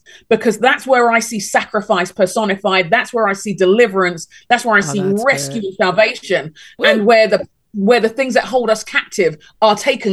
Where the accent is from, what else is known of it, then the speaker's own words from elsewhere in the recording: Nigeria; moved away as an adult; I'm Nigerian.